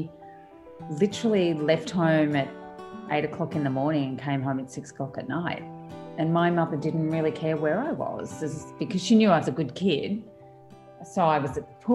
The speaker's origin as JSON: {"language": "English", "town": "Sale", "region": "Victoria", "country": "Australia", "tie": "born or raised there", "also_born_or_lived": "Melbourne, Australia", "moved": "yes", "lives_now": "Sydney, Australia", "said": "I live in Sydney now, but I was born in Melbourne, but my father was a school teacher. So I spent my childhood in Sale in South Gippsland. I grew up in the country"}